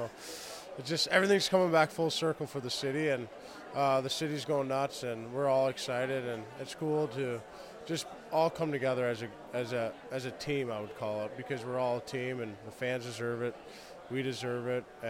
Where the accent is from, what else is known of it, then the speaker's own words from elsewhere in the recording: St. Louis, Missouri, United States; I'm from St. Louis, and that's the only thing I know.